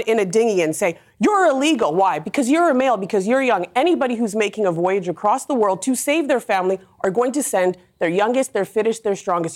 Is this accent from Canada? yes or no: yes; Canada; now in United Kingdom; I came here as a Canadian immigrant